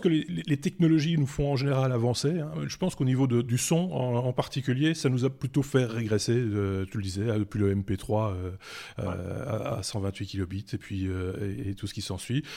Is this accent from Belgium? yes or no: yes; Belgium; chez nous en Belgique